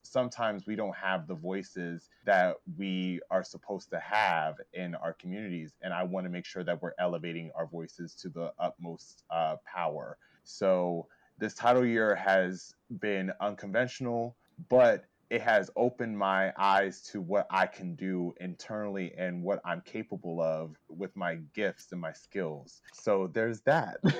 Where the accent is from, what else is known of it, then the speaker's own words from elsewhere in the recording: Lancaster, Pennsylvania, United States; my hometown of Lancaster